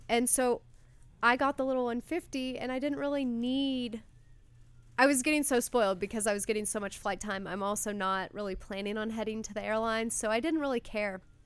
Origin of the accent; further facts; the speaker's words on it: Louisville, Kentucky, United States; moved away; I grew up in Louisville, Kentucky